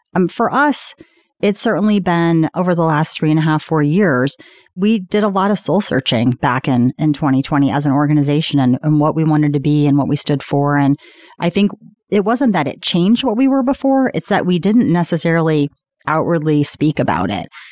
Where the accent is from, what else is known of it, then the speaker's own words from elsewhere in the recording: Indianapolis, Indiana, United States; moved away as an adult; also born or lived in Washington, D.C.; I'm from Indianapolis